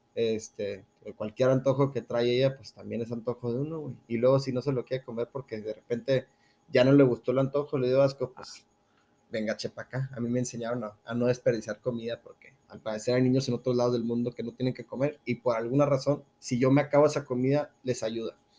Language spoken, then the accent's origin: Spanish; Ciudad Juárez, Chihuahua, Mexico; no tengo un acento regio entonces, este, dirán, ¿qué onda con este, con este güey? Yo soy de Ciudad Juárez, Chihuahua